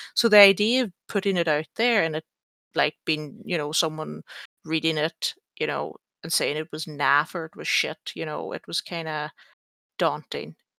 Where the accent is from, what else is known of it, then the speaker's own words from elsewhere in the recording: Ireland; I'm Irish.